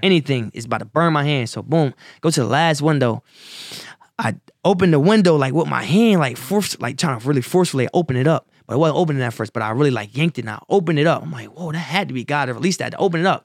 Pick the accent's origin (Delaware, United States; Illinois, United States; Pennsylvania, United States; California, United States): Delaware, United States; Wilmington; born or raised there; also born or lived in Salisbury, North Carolina